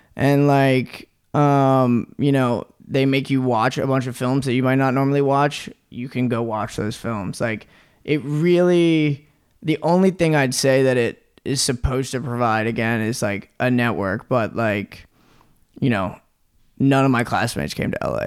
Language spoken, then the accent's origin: English; Norfolk, Virginia, United States; moved away as an adult; also born or lived in New York; now in Los Angeles, United States; I'm from Virginia. I'm from Norfolk, Virginia.